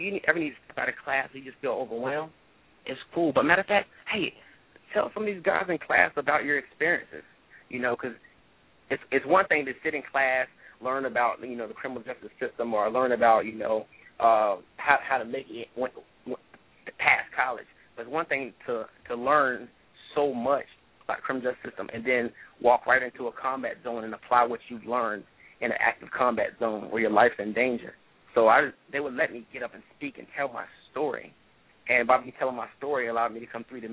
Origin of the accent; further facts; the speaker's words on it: Tarver, North Carolina, United States; I'm from Tarver, North Carolina